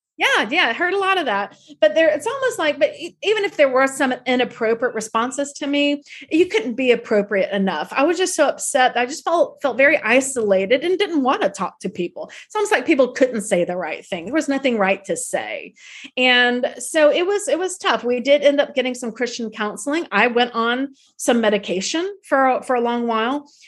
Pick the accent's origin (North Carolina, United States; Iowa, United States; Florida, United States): Florida, United States; Tallahassee; now in New York City, United States; my childhood home in Tallahassee